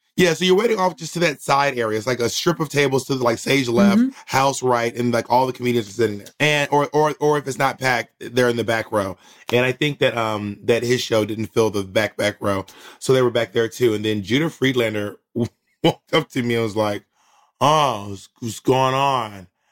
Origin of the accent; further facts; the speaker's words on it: Columbus, Georgia, United States; also born or lived in Atlanta, Georgia; I grew up in um all over Georgia, all over the South really, but mostly Georgia.